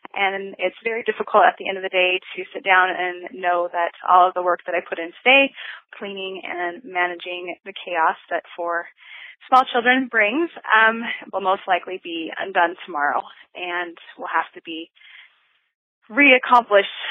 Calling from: Nevada, United States; I'm calling from Nevada

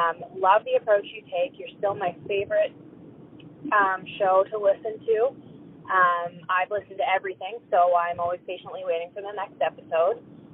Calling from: Lower Sackville, Nova Scotia, Canada; I'm calling from Lower Sackville, Nova Scotia.

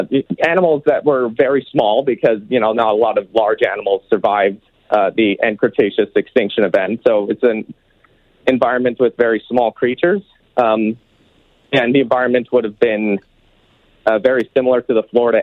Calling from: East End, Saskatchewan, Canada; So I'm from East End, Saskatchewan here. I'm calling from East End.

